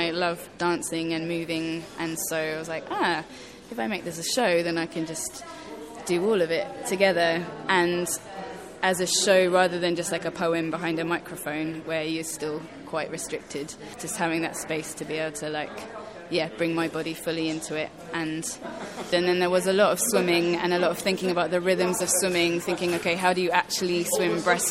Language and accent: English; Basingstoke, South East England, United Kingdom; also born or lived in Zambia; When I was 12, I moved from Basingstoke to Zambia, as you do, and I was there until I was 15